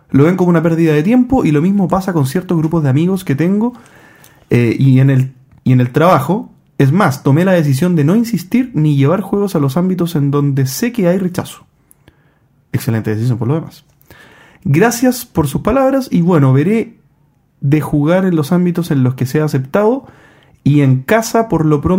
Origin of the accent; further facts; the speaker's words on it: Valparaíso, Chile; Por cierto, JP, por acá hay un comprador potencial. Soy de Valparaíso.